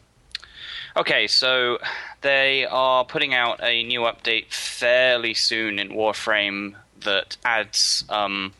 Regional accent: United Kingdom; I'm British.

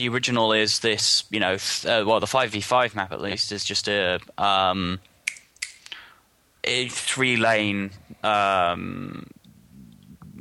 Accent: England, United Kingdom; I'm an English person

